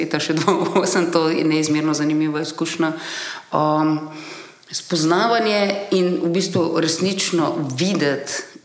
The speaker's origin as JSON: {"language": "Slovenian", "country": "Slovenia", "said": "izhajajoče iz Slovenije, iz bivše Jugoslavije"}